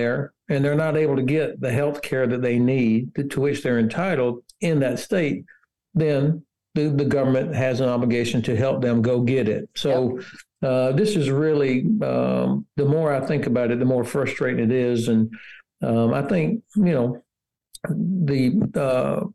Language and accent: English; Florida, United States; moved away as an adult; now in Frankfurt, Germany; my home state of Florida